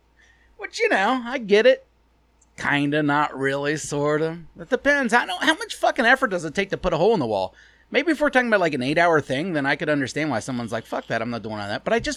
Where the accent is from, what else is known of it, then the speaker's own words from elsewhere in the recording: Ohio, United States; I'm from Ohio. Like, I've never been to Ireland.